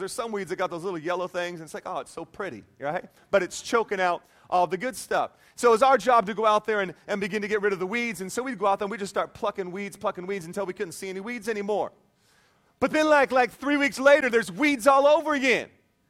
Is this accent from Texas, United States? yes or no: no; Whidbey Island, Washington, United States; Growing up on Whidbey Island, Washington, where it rains all the time, you can get a lot of big trees.